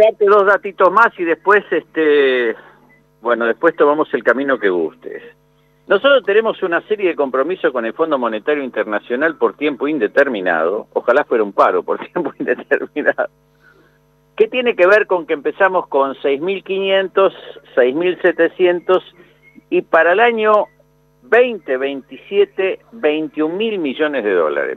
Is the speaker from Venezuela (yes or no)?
no; Argentina; como pueblo argentino